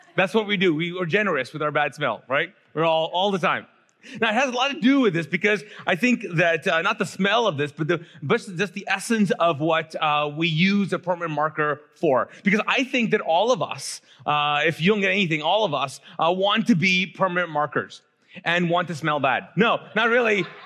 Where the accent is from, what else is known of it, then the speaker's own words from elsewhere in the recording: Pakistan; I'm actually Pakistani